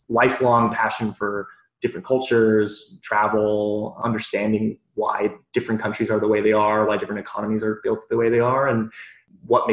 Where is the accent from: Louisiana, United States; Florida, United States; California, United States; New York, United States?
California, United States; Sunnyvale; also born or lived in Harbin, China / Spokane, Washington; I grew up in Sunnyvale, and we kind of lived this American dream